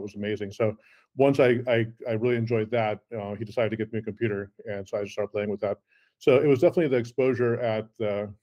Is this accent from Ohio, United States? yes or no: yes; Cleveland, Ohio, United States; first language Afrikaans; English is a second language; also born or lived in South Africa / New York; I was born in South Africa originally. I moved to Cleveland, Ohio, actually, of all places, in 1976 as a seven-year-old and learned English there. So Afrikaans was actually my original language. But then I grew up in Cleveland